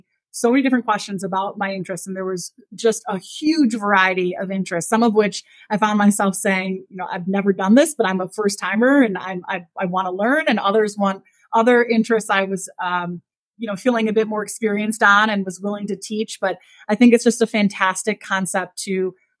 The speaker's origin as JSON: {"language": "English", "region": "Midwest", "country": "United States", "tie": "born or raised there", "also_born_or_lived": "Sheridan, Wyoming", "moved": "as an adult", "lives_now": "Wyoming, United States", "said": "I grew up in the Midwest"}